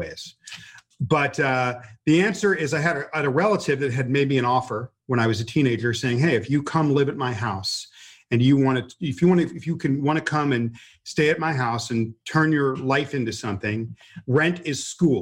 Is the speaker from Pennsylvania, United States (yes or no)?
no; Los Angeles, California, United States; I grew up in slums east of Hollywood, California, towards downtown Los Angeles